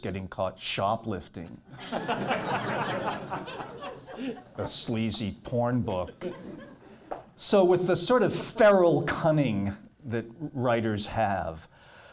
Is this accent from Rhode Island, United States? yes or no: yes; Matunuck, Rhode Island, United States; also born or lived in Staten Island, New York City; I was born in New York City on Halloween, Staten Island, which explains everything, if you know Staten Island. But I grew up in Rhode Island, a little fishing village called Matunuck